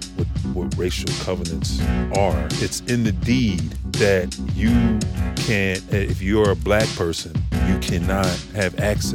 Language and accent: English; Philadelphia, Pennsylvania, United States; And I grew up in Mount Airy.